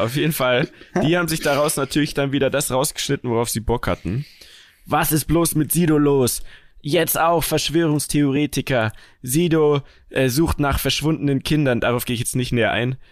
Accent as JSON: {"language": "German", "region": "Bavaria", "country": "Germany", "said": "ich komme ja aus Bayern. Also wir kommen ja alle aus Bayern"}